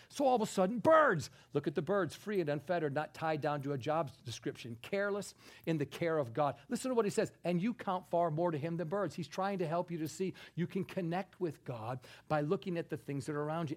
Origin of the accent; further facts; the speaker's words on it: New York, United States; I'm a New Yorker